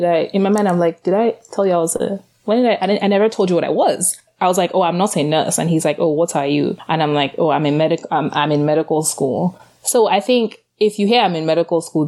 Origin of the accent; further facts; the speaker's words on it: Nigeria; now in Philadelphia, United States; I grew up in Nigeria